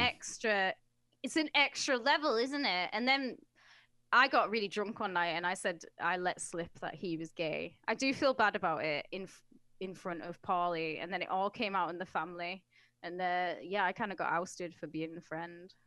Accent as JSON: {"language": "English", "country": "United Kingdom", "said": "as a British person"}